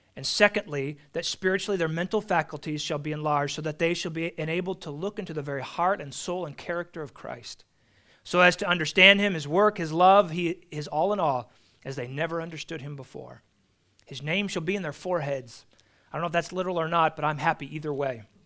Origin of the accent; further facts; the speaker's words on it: California, United States; as a Californian